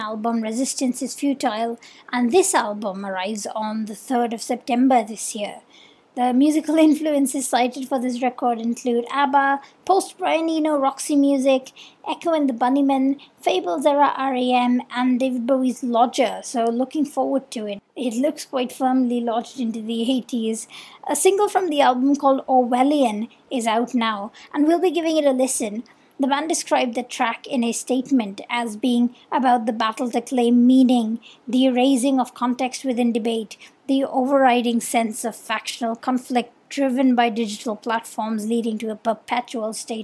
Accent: India; accent: Indian; now in Mumbai, India; I'm Indian and I've been doing the show remotely from Mumbai this year

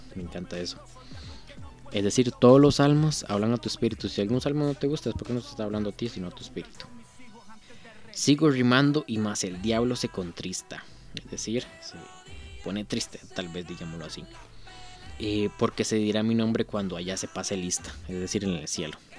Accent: Costa Rica; yo soy tico, yo soy de Costa Rica

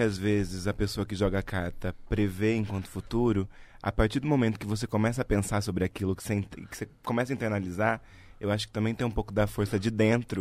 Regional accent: Araraquara, São Paulo, Brazil; moved away; eu sou de Araraquara, no interior de São Paulo

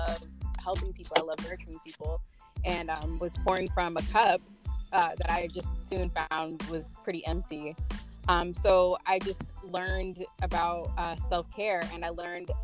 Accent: Tampa, Florida, United States; also born or lived in Tallahassee, Florida; I am originally from Tampa, Florida. Living here between Tampa and Tallahassee for most of my life

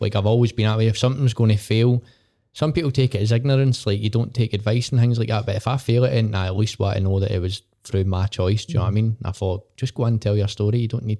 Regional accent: Port Glasgow, Scotland, United Kingdom; I love it, mate. I love where I'm from. Honestly, it gets slated all the time.

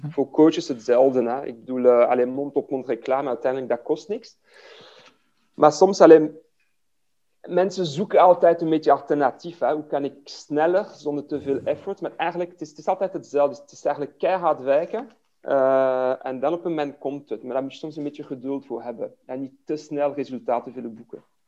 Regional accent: Liège, Wallonia, Belgium; first language French; Dutch is a second language; moved away as an adult; Ik ben in Luik geboren, dus ben Franstalig eh, van origine. Ik heb tot mijn uh, twintigste in Luik eh, gewoond

